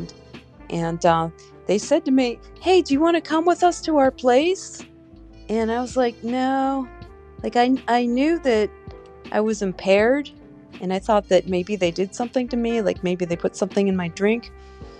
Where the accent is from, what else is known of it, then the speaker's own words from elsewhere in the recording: United States; I'm an American.